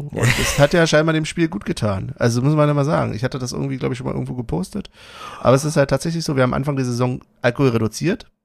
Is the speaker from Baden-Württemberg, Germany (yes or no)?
no; Berlin, Germany; du bist aus Frankfurt, du, ich bin Berliner, Unioner.